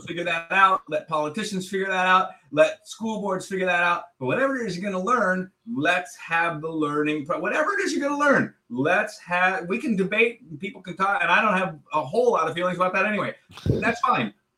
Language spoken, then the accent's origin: English; Chicago, Illinois, United States; I'm from Chicago